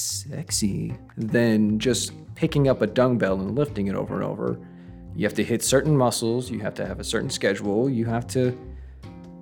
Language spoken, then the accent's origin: English; Texas, United States; I'm from Texas